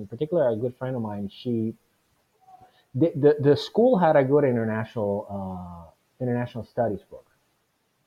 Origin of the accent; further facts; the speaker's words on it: Venezuela; now in United States; I was born and raised in Venezuela